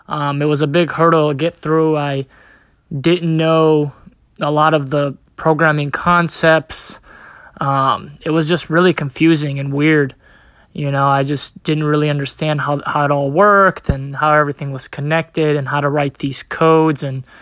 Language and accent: English; Bosnia & Herzegovina; now in United States; So I'm originally from Bosnia. I moved to the United States in 1997 due to a civil war in my country, and I have been here since then.